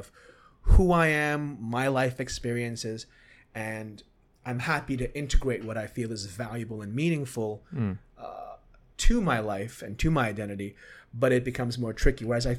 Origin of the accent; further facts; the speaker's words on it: Hong Kong; So I grew up in Hong Kong, right?